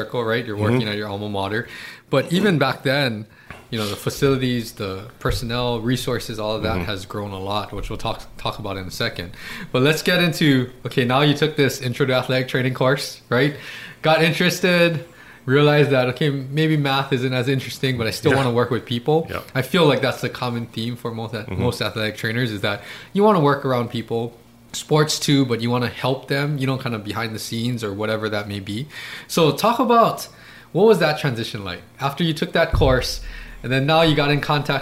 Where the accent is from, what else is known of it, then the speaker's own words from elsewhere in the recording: Hawaii, United States; all of us, you know, growing up in Hawaii